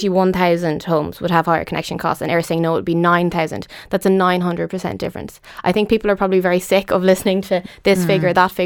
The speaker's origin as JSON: {"language": "English", "town": "Sligo", "region": "Connacht", "country": "Ireland", "moved": "yes", "said": "I'm from Sligo originally"}